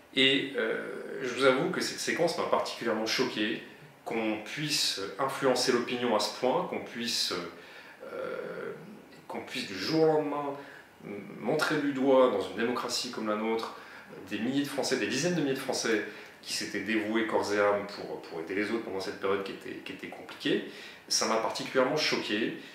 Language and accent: French; Narbonne, Occitania, France; je suis de Narbo Marcius, mais également du pays Qatar